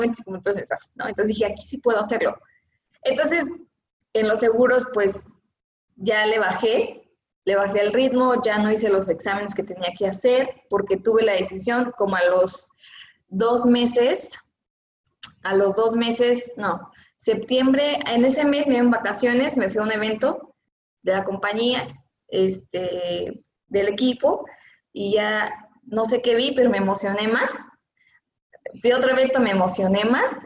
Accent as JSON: {"language": "Spanish", "region": "Oaxaca", "country": "Mexico", "said": "yo soy de la ciudad de Oaxaca, y soy como orgullosa oaxaqueña"}